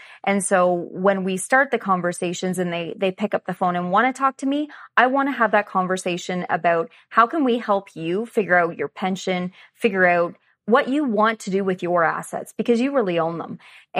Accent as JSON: {"language": "English", "town": "Stratford", "region": "Ontario", "country": "Canada", "said": "I'm from Stratford, Ontario, so not very far from Allison. She's about 45 minutes away from me."}